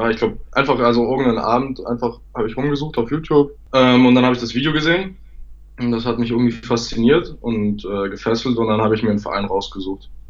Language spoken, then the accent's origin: German; Munich, Bavaria, Germany; born there; Ja, ich bin in München geboren, genau.